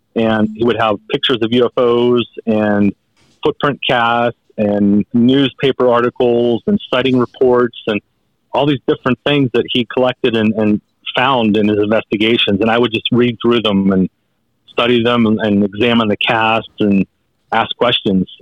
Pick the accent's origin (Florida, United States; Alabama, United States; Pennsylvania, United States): Pennsylvania, United States; there were sightings here in my home state of Pennsylvania